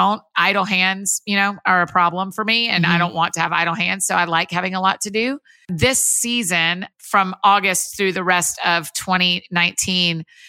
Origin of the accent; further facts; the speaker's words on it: Marietta, Georgia, United States; moved away as an adult; also born or lived in Athens, Georgia; now in Nashville, United States; up until 2008, I grew up outside of Atlanta in Marietta, Georgia, kind of Kennesaw, Woodstock area